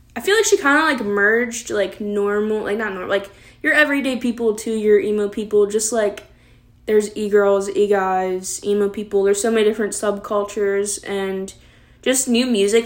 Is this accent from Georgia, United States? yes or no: no; Maryland, United States; We're both from Maryland. I've lived in this house that I'm filming in my whole entire life